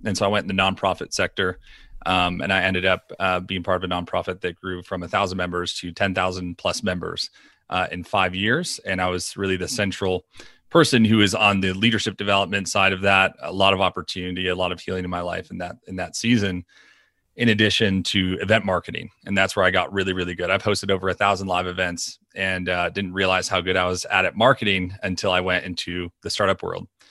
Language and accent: English; New York, United States; We are from New York